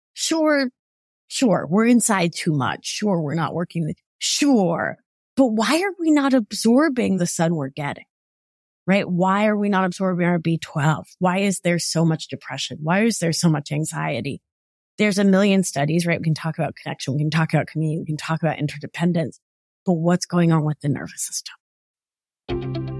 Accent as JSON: {"language": "English", "town": "Providence", "region": "Rhode Island", "country": "United States", "tie": "born or raised there", "moved": "yes", "said": "growing up in Providence"}